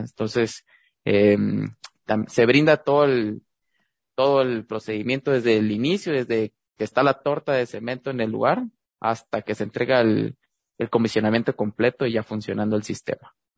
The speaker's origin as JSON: {"language": "Spanish", "country": "Guatemala", "moved": "as an adult", "lives_now": "Louisville, United States", "said": "el primer guatemalteco dentro de esta industria"}